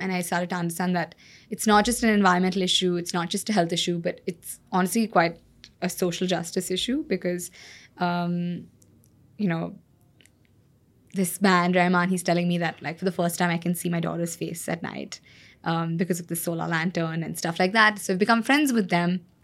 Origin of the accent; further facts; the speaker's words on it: Bangalore, Karnataka, India; moved away as an adult; also born or lived in California; like any other good Bangalorean